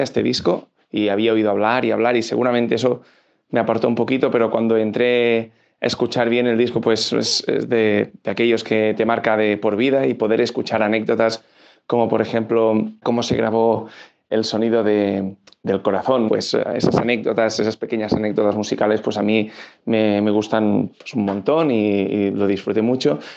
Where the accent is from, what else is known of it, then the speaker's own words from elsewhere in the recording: Barcelona, Catalonia, Spain; soy de Barcelona